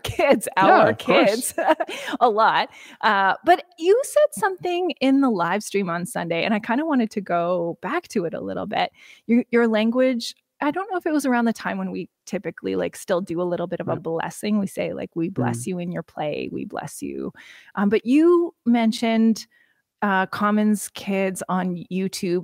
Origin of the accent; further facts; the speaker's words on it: Saskatchewan, Canada; moved away; I grew up in Saskatchewan